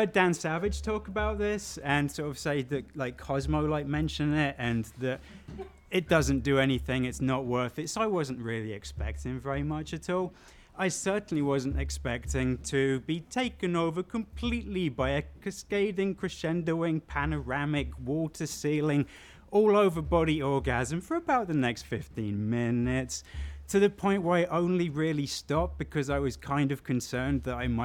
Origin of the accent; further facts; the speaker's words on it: South England, United Kingdom; moved away; growing up in small town England